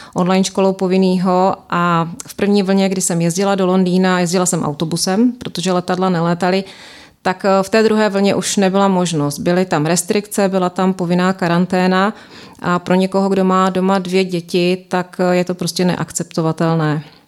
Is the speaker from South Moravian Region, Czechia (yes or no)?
yes; Brno, South Moravian Region, Czechia; moved away as an adult; now in London, United Kingdom; jsem vedoucí sestra na Áro a jsem z Brna